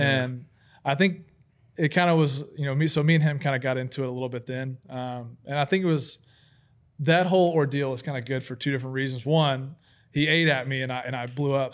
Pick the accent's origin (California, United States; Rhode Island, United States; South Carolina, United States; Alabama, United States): Alabama, United States; Huntsville; I grew up in Huntsville, Alabama